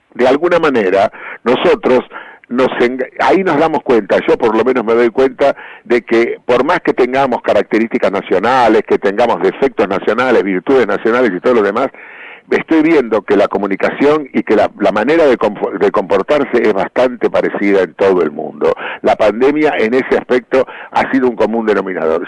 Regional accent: Argentina

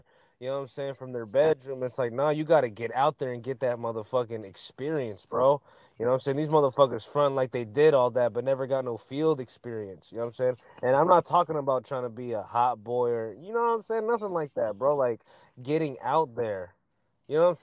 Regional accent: Pittsburg, California, United States; I'm from the Bay. I'm from the East Bay, Pittsburgh, California

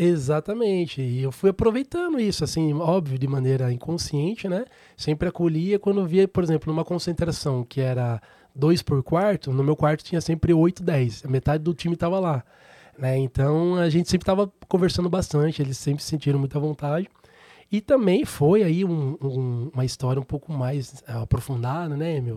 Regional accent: Sorocaba, São Paulo, Brazil; Sou natural de Sorocaba

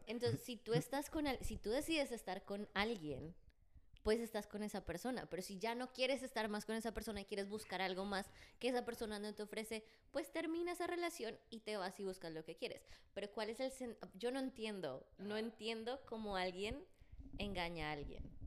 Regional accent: Bogotá, Colombia; accent: Rolo; Yo soy de Bogotá

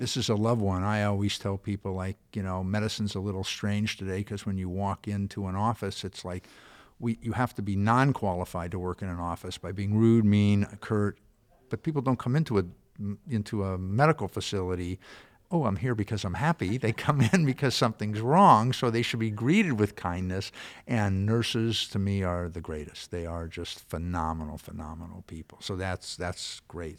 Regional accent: California, United States; born or raised there

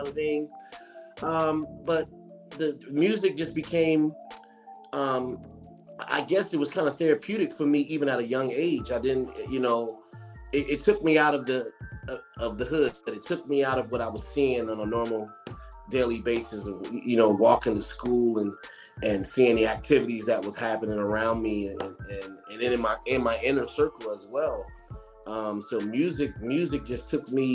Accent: Trenton, New Jersey, United States; I'm from Trenton, New Jersey

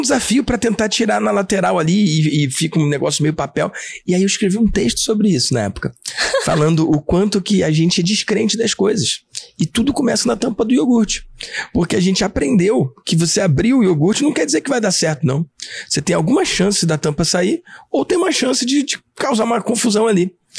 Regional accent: Rio de Janeiro, Brazil; eu sou nascido e criado na Tijuca

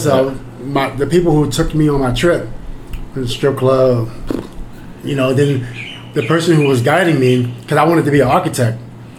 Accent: New York City, New York, United States; I'm from Queens.

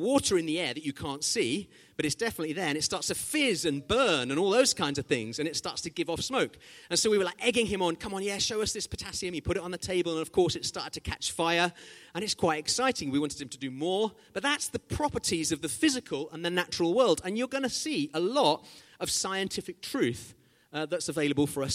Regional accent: Zimbabwe; When I was growing up in Zimbabwe

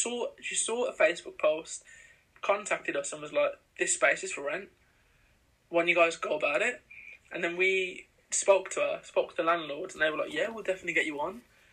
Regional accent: India; cause obviously we're from India. {S2} Yeah. {S1} Like, our families are

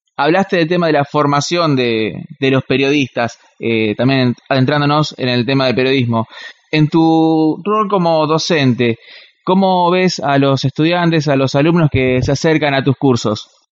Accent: Quilmes, Buenos Aires Province, Argentina; nosotros somos de Quilmes

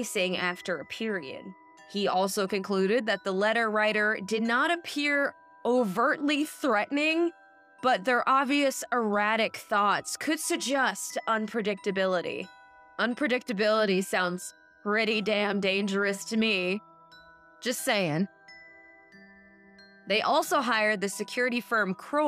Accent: Michigan, United States; I'm from Michigan, okay? I know if I tell people I'm from Michigan, they automatically assume I'm from like 8 Mile. No, I lived in the suburbs

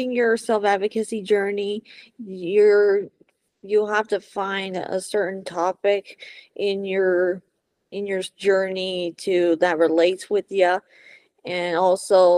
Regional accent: Juneau, Alaska, United States; moved away as an adult; also born or lived in Renton, Washington; now in Washington, United States; I was born in Renton, Washington, and then I moved to Juneau, Alaska in 1998, and I lived up there for 23 years

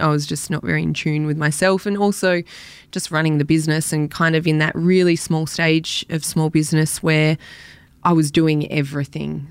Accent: Elwood, Victoria, Australia; also born or lived in Black Rock; I grew up in Elwood initially until I was about thirteen, and then down to Black Rock, um, where I still live now.

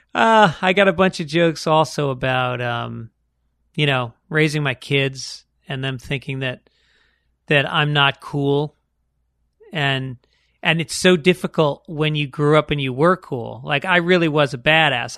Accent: New York, United States; growing up in New York, going to public schools

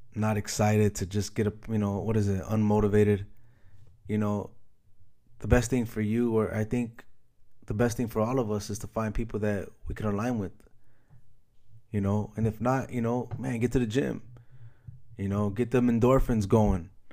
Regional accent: Chicago, Illinois, United States; moved away; Chicago recently, my hometown, shout out Chi Town

